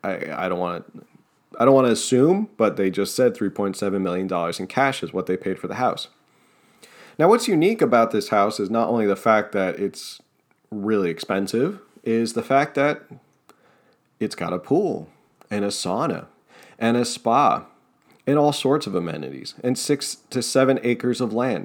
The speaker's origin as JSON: {"language": "English", "region": "New Jersey", "country": "United States", "accent": "Jersey", "said": "I talk through my jersey accent."}